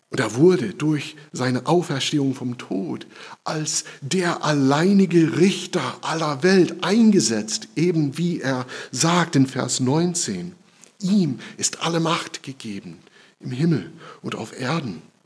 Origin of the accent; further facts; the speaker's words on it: United States; German is a second language; now in Germany; In meiner Heimat, in den USA